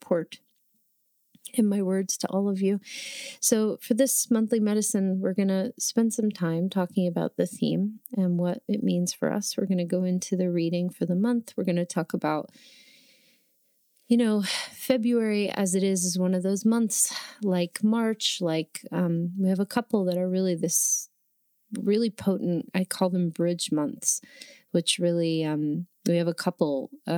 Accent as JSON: {"language": "English", "region": "New Jersey", "country": "United States", "tie": "born or raised there", "also_born_or_lived": "New York", "moved": "as an adult", "lives_now": "Oregon, United States", "said": "I grew up in New Jersey, right about 20 minutes outside of the Lincoln Tunnel in Manhattan"}